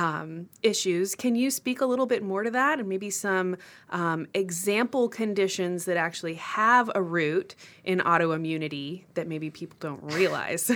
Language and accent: English; Austin, Texas, United States; I grew up in Austin